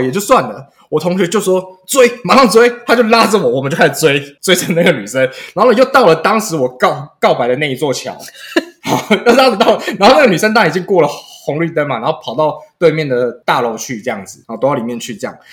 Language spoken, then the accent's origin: Chinese; Keelung, Taiwan